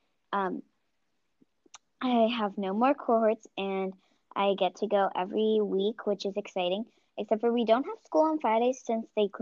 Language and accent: English; San Francisco, California, United States; I'm from San Francisco